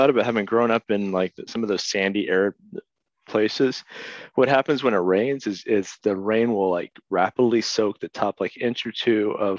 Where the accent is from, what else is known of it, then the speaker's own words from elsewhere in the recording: Midwest, United States; at least where I grew up in the Midwest.